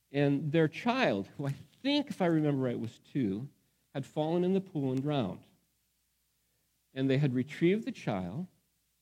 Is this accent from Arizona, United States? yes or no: yes; Phoenix, Arizona, United States; the house where I grew up in Phoenix, Arizona